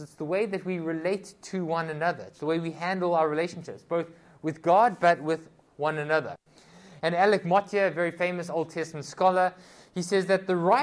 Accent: South Africa; I come from South Africa

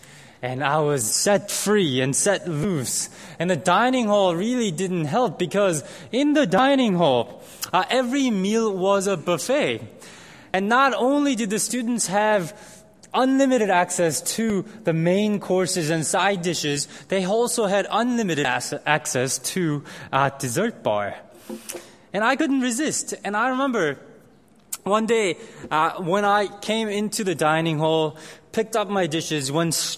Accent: South Korea; moved away; I grew up in Korea

